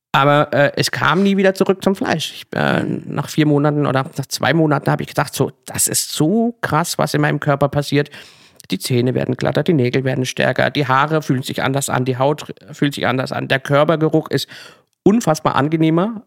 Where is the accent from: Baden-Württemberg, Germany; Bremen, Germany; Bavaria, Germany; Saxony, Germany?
Baden-Württemberg, Germany; Kappelrodeck; moved away as an adult; now in Berlin, Germany; richtig klassisch im Schwarzwald, sogar in meinem Heimatdorf ähm, Kappelrodeck